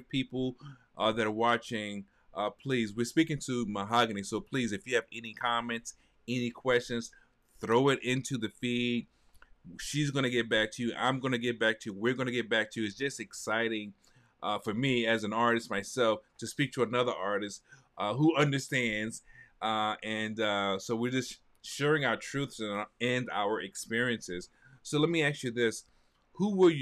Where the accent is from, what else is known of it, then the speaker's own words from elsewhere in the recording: New York City, New York, United States; I'm a New Yorker. And in New York, we've got the Village Voice